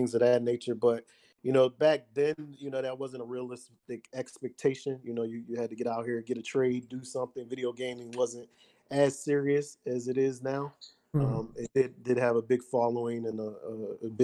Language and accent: English; Detroit, Michigan, United States; I was born in Detroit